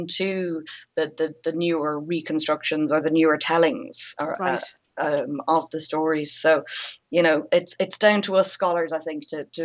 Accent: Ireland; growing up in Ireland, in primary school, we had modern Irish as a subject

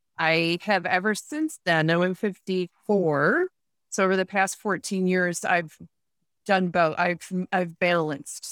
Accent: Rochester, New York, United States; moved away as an adult; also born or lived in Vienna / Munich; I started off from a really young age growing up in Rochester, New York

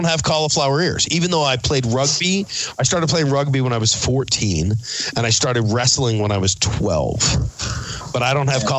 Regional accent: Philadelphia, Pennsylvania, United States; I grew up in Philadelphia.

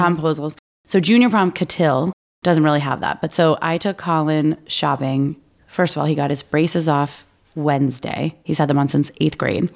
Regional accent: Maine, United States; I grew up in Maine. We had Fickies.

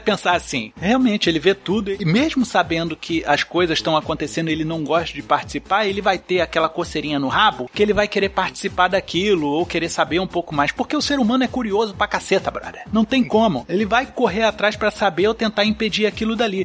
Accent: Brazil; eu falo como brasileiro

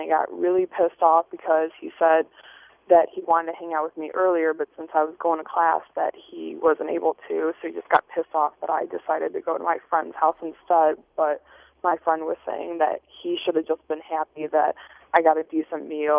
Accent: Chicago, Illinois, United States

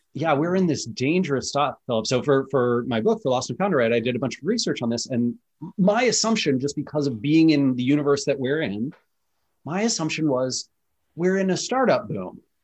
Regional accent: Seattle, Washington, United States; I'm from Seattle

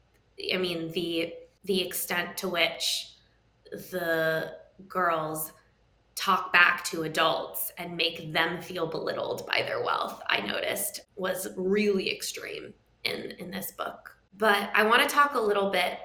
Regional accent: New York City, New York, United States; I grew up in New York City, so not in Westchester

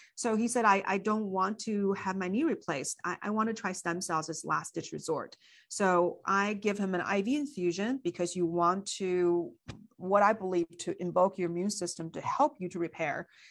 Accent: China; moved away; I grew up in China

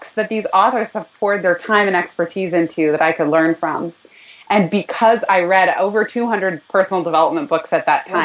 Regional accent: California, United States; moved away as an adult; now in New York City, United States; born and raised in California

